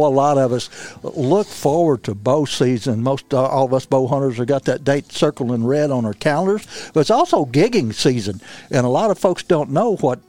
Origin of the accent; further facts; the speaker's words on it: Missouri Bootheel, United States; But I'm originally from Missouri Boot Hill. I grew up Muddy Water, you know.